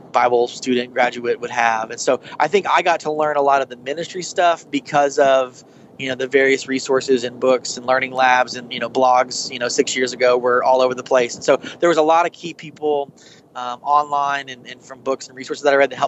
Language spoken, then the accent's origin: English; Oklahoma, United States; my home state